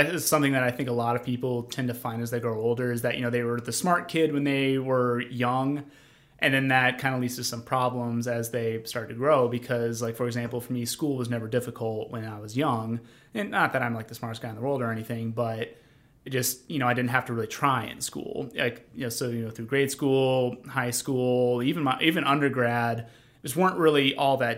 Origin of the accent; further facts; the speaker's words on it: northwestern Illinois, United States; moved away as an adult; also born or lived in Mississippi; I am from a tiny town in northern Illinois, northwestern Illinois, so it's not anywhere near Chicago.